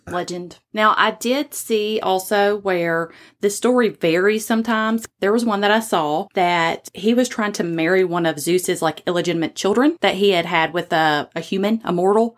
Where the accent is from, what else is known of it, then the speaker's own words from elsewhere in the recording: the South, United States; accent: Southern; my Southern accent